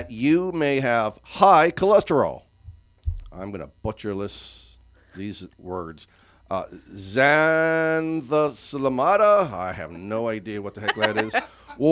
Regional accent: Mineral Point, Pennsylvania, United States; moved away; also born or lived in Johnstown, Pennsylvania; I was born there in Johnstown and lived in just north of Summerhill, up on the mountain, in a little town called Mineral Point

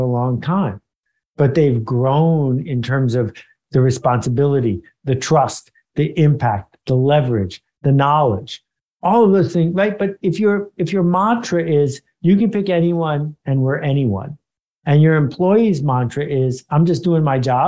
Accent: Buffalo, New York, United States; moved away as an adult; also born or lived in Boston; I grew up in Buffalo, New York.

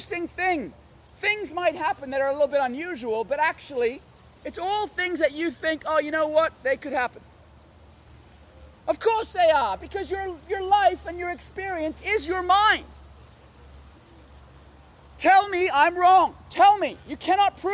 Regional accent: Hong Kong; I grew up in Hong Kong.

